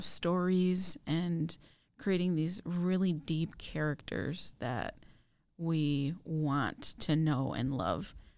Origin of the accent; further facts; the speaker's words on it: Chicago, Illinois, United States; We grew up in a metropolis in a huge city, Chicago